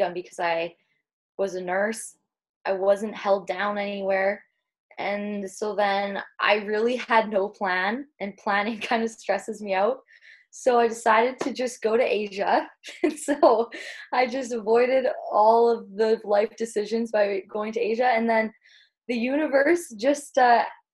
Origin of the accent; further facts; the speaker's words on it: Saskatchewan, Canada; moved away as an adult; now in Victoria, Canada; I'm originally from Saskatchewan